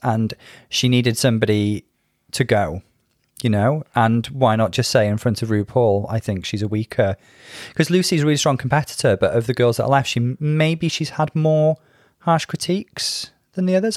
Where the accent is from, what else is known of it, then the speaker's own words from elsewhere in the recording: United Kingdom; being British